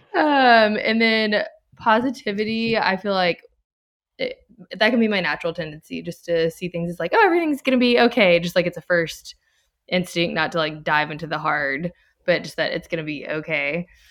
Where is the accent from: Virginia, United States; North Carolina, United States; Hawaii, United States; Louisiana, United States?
Louisiana, United States; Baton Rouge; moved away as an adult; now in Texas, United States; I'm originally from Baton Rouge, Louisiana, but I moved to Texas ten years ago